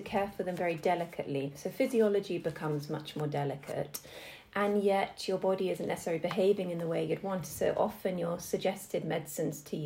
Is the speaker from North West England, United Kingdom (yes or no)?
no; Oxfordshire, South East England, United Kingdom; moved away as an adult; also born or lived in New York / Edinburgh / Southampton; I born and bred in Oxfordshire